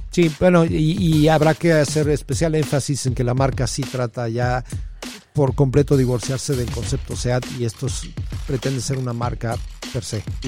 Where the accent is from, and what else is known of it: Mexico